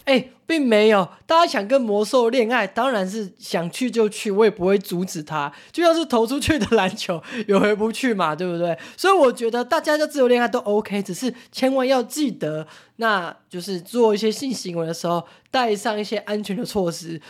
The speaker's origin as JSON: {"language": "Chinese", "country": "Taiwan", "said": "我们台湾人"}